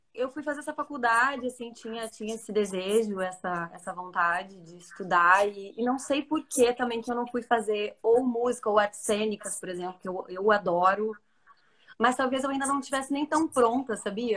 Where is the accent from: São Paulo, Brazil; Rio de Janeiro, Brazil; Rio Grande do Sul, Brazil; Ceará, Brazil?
Rio Grande do Sul, Brazil; Santa Maria; Santa Maria, que é a minha terra, né? A terra onde eu cresci.